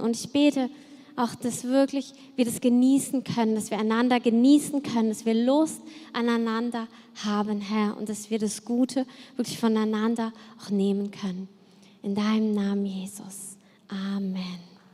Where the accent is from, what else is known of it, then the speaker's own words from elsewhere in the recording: Cologne, North Rhine-Westphalia, Germany; ich komme ja aus Köln und da haben wir uns als Kinder natürlich auch verkleidet für den Karneval